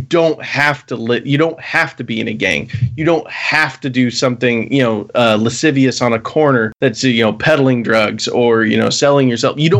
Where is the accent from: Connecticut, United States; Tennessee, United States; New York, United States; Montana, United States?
Montana, United States; moved away as an adult; now in Washington, United States; I come from Montana, and I think the percentage of black people there is like 5% of the entire state.